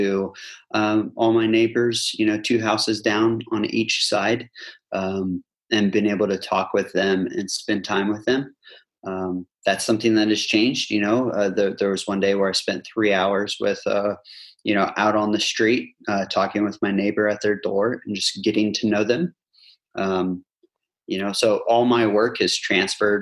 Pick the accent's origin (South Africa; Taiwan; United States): United States; Indiana; moved away as an adult; now in Rhondda, United Kingdom; I'm from Indiana